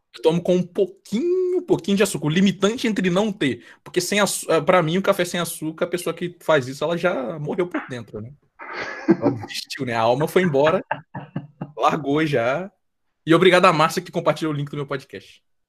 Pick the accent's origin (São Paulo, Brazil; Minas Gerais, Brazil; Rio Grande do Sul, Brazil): Minas Gerais, Brazil; Guarani; moved away as an adult; now in Juiz de Fora, Brazil; eu sou de Guarani, Minas Gerais, é, zona da mata, bem interiorzinho de Minas, mas moro em Juiz de Fora, por causa da minha faculdade